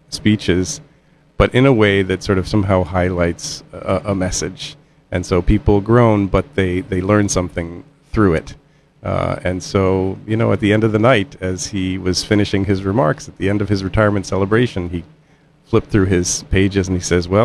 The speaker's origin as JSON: {"language": "English", "region": "Midwest", "country": "United States", "tie": "born or raised there", "said": "I grew up in the Midwest."}